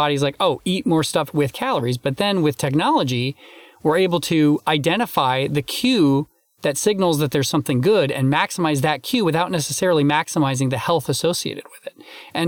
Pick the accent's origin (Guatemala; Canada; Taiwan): Canada; also born or lived in United States; I'm Canadian and American, so I'm lucky enough to have two Thanksgivings.